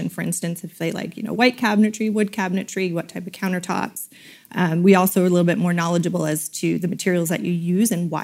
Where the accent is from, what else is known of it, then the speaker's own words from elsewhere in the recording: London, Ontario, Canada; moved away as an adult; also born or lived in United States; now in Goderich, Canada; I grew up in London area